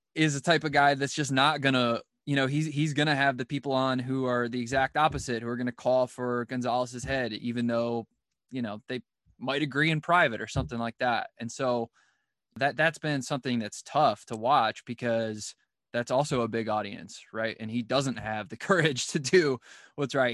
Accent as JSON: {"language": "English", "town": "Cleveland", "region": "Ohio", "country": "United States", "said": "I'm from Cleveland"}